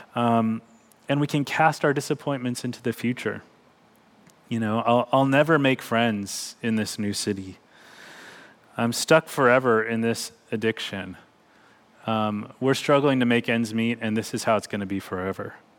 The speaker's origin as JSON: {"language": "English", "town": "Bakersfield", "region": "California", "country": "United States", "tie": "born or raised there", "said": "growing up in Bakersfield, California"}